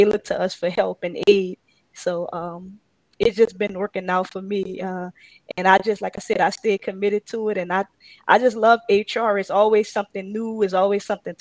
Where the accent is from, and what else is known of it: New Orleans, Louisiana, United States; born or raised there